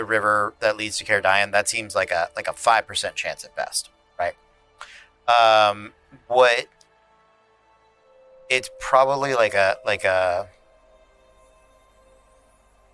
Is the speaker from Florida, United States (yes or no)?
yes; Florida, United States; we're from Florida